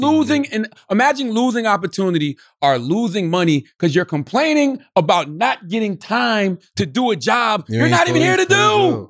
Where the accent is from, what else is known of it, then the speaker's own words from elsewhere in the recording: Moncks Corner, South Carolina, United States; why the fuck y'all going to Monk's Corner? That's my town. That's where I'm from.